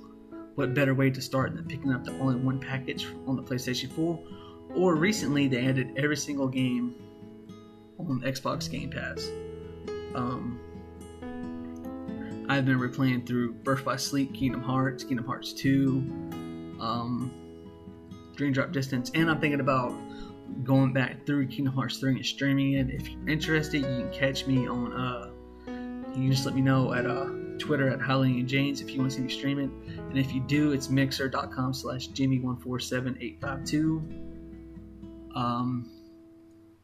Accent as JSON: {"language": "English", "region": "Mississippi", "country": "United States", "tie": "born or raised there", "said": "my home state of Mississippi"}